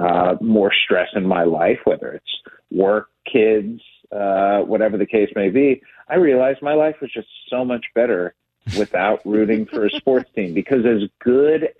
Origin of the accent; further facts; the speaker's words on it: Cleveland, Ohio, United States; I grew up in Cleveland